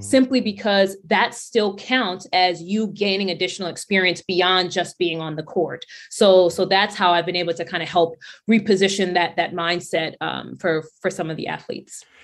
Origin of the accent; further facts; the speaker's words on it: New York City, New York, United States; we grew up poor, so there wasn't a whole lot of, a lot of sneakers that we were getting. My sneakers were coming from Payless and Stride Right in Brooklyn, so I'm from Brownsville, Brooklyn.